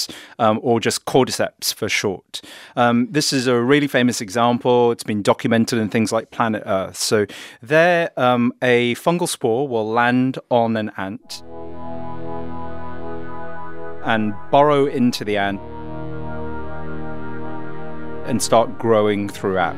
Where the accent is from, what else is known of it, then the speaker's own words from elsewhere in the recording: United Kingdom; I'm British. We hate fun.